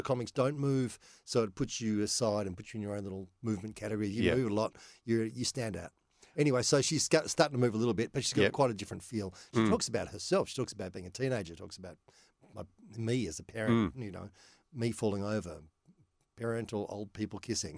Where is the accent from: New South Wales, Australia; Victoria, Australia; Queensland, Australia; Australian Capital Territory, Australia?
Victoria, Australia; Melbourne; I grew up in Mount Waverley, southeastern suburbs.